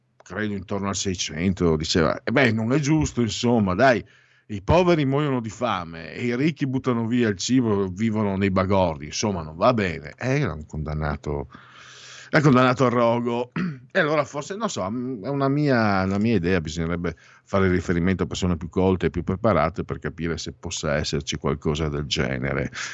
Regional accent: Triveneto, Italy; dalle nostre parti si bestemmia anche troppo, è una pessima abitudine, si bestemmia moltissimo perché la Chiesa eh, da noi, Triveneto

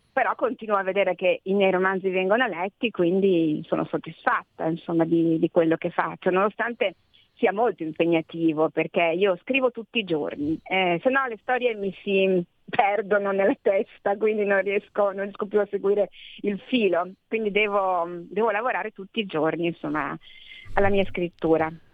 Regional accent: Ferrara, Emilia-Romagna, Italy; io sono di Ferrara, come tu sai. A Ferrara io ormai sono quella del foresto

